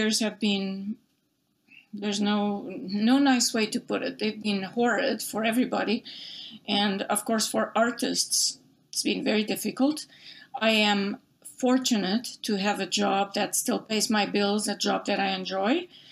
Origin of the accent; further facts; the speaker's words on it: Portugal; English is a second language; moved away as an adult; now in United States; when I was growing up in Portugal, I'm originally from Portugal.